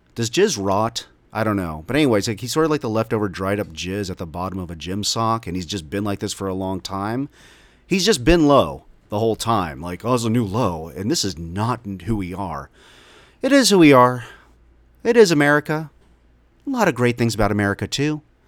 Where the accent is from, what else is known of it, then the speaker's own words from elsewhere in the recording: Dallas, Texas, United States; also born or lived in Omaha, Nebraska; the suburbs of North Dallas, where I grew up since I was five years old